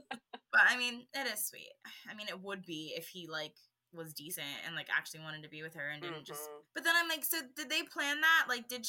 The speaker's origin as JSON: {"language": "English", "area": "near San Francisco", "region": "California", "country": "United States", "tie": "born or raised there", "moved": "as an adult", "lives_now": "Pennsylvania, United States"}